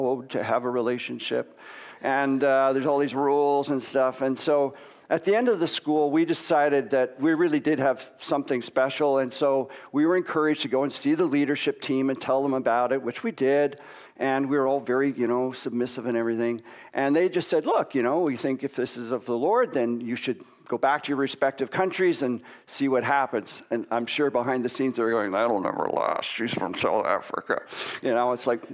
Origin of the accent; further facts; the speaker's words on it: Waterloo, Ontario, Canada; I grew up in Waterloo, and I had a pretty sort of normal life, lived in a rural environment.